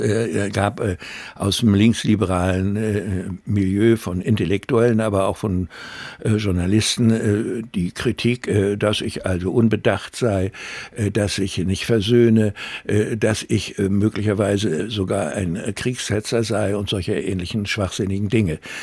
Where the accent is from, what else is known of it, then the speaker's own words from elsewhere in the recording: Rostock, Mecklenburg-Vorpommern, Germany; meine Heimat, Uni Rostock